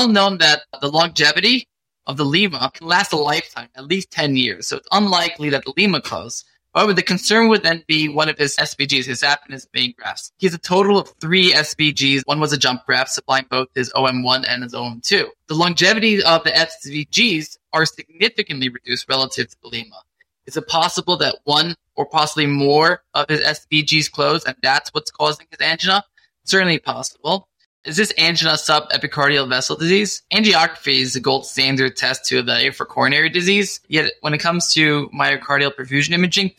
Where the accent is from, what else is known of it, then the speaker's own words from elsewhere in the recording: New York, United States; born and raised here in New York